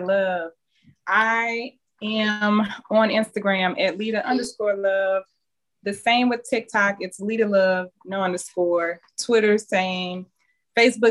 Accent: Chicago, Illinois, United States; now in Atlanta, United States; I'm from Chicago, but I live in Atlanta.

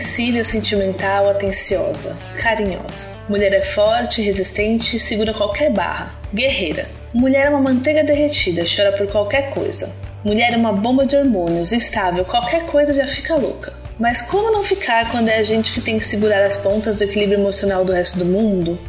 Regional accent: Brasília, Federal District, Brazil; sou de Brasília

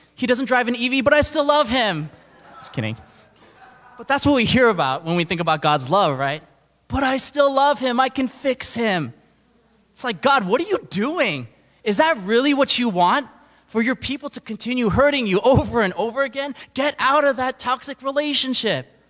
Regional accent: New York City, New York, United States; I'm from New York City, and we're constantly surrounded by people from all different backgrounds, beliefs.

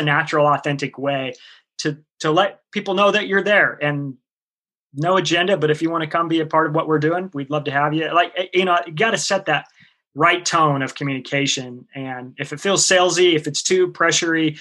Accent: the Northwest, Pacific Northwest, United States; I grew up here in the Northwest, and we didn't have air conditioning in our car

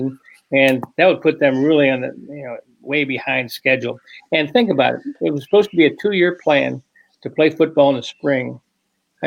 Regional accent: Brookfield, Wisconsin, United States; I was from Brookfield

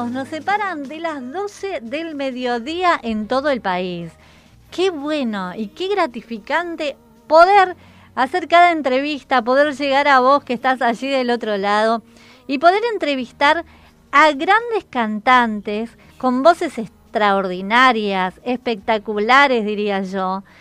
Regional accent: Paso de los Libres, Corrientes, Argentina; also born or lived in France / Resistencia, Chaco; now in Santa Ana de los Guácaras, Argentina; soy oriunda de Paso de los Libres, frontera con Brasil.

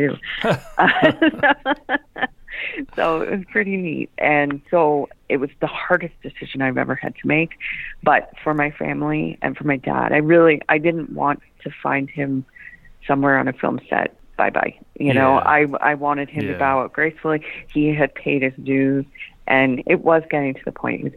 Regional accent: Nobleton, Ontario, Canada; Being my hometown, I was moving back to Nobleton anyway

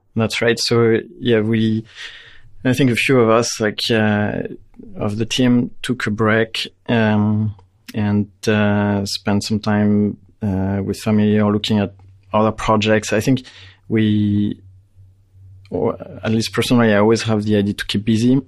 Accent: France; moved away as an adult; now in Canada; I grew up in France

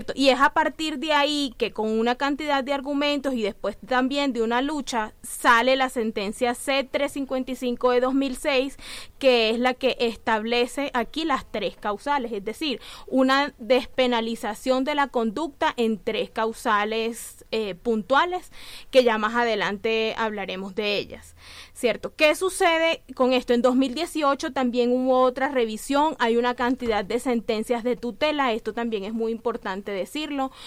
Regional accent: Colombia; nosotros teníamos como mujeres colombianas

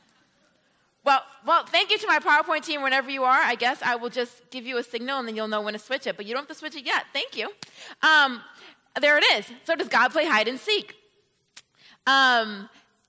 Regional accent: Rochester, New York, United States; now in Atlanta, United States; I come from the state, and New York City is a city in the state. So I grew up right on the Canada border

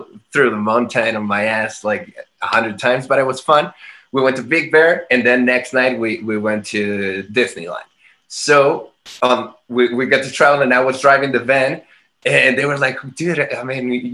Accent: Guadalajara, Jalisco, Mexico; moved away as an adult; now in Mexico City, Mexico; living in Guadalajara, which is my hometown

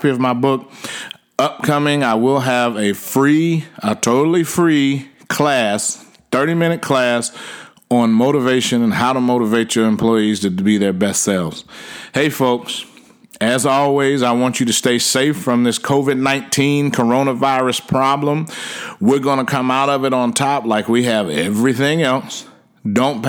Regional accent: Washington, District of Columbia, United States; now in Frisco, United States; I hail from Washington, D.C., but I live in Frisco, Texas.

